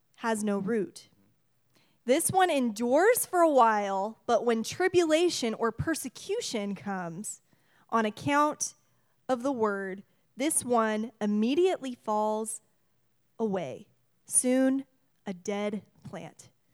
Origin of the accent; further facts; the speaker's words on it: Washington, United States; We, we are from Washington. This is our state